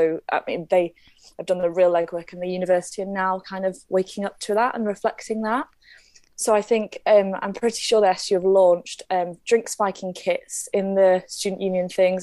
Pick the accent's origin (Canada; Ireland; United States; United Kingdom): United Kingdom; Leeds, Yorkshire and the Humber; moved away as an adult; now in Belfast, United Kingdom; I originally come from Leeds, which is a bit different.